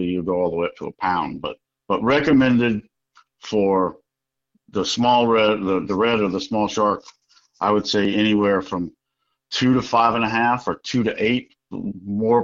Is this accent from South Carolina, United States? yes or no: yes; the South, South Carolina, United States; moved away as an adult; also born or lived in Connecticut; I grew up in the South and then moved up there for 20-some-odd years